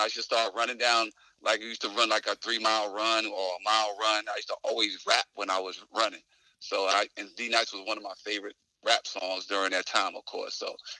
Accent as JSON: {"language": "English", "region": "New York", "country": "United States", "said": "you're a young 18-year-old, you know, just playing basketball. You know, I'm from New York"}